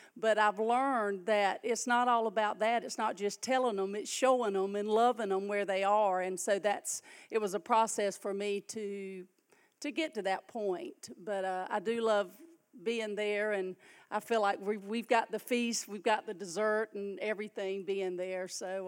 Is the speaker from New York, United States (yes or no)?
no; Waukena, California, United States; I had family here. I'm from Waukena. I have a big family.